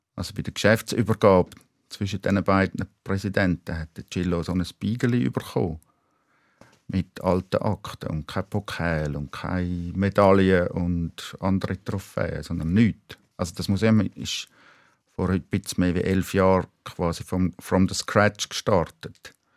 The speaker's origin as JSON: {"language": "German", "region": "Schaffhausen", "country": "Switzerland", "tie": "born or raised there", "moved": "as an adult", "lives_now": "Zurich, Switzerland", "said": "Ich bin in Schaffhausen aufgewachsen"}